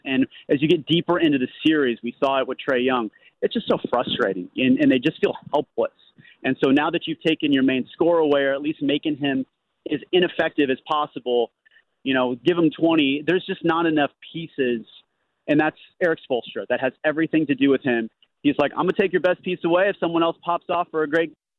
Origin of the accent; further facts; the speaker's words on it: Los Angeles, California, United States; moved away; also born or lived in Milwaukee; I'm from Los Angeles